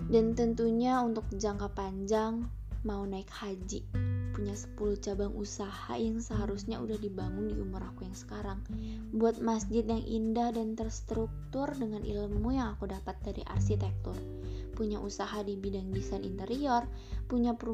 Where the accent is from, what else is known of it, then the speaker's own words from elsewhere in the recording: Bandar Lampung, Lampung, Indonesia; born there; lahir di Bandar Lampung 15 November 2002.